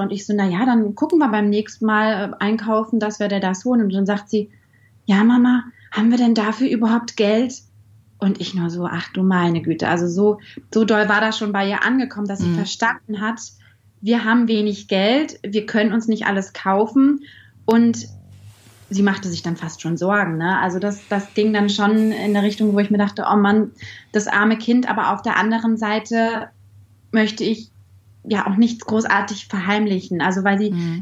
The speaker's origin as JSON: {"language": "German", "town": "Bielefeld", "region": "North Rhine-Westphalia", "country": "Germany", "said": "Ich komme aus Bielefeld"}